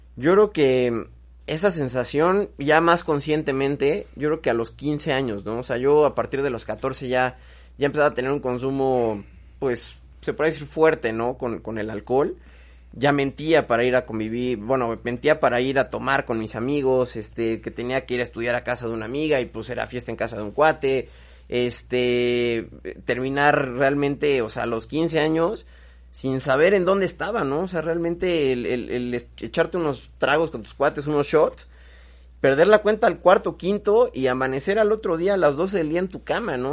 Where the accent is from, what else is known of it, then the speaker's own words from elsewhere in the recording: Mexico; soy un macho mexicano